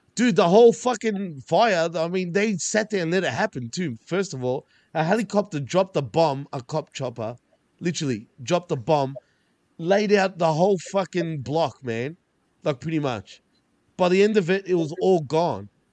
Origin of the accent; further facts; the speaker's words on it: Australia; I'm Australian, not Centralian, Australian